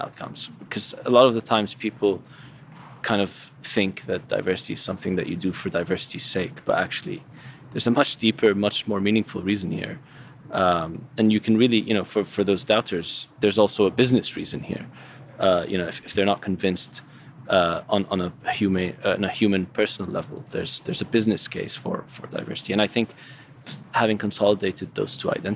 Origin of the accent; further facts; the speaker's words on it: Syria; moved away; I'm from Syria